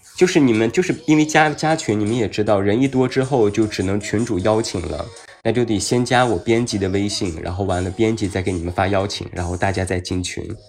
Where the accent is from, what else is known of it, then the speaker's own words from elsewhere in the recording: Taiyuan, Shanxi, China; now in Beijing, China; 我是山西人，太原人，对，我大太原的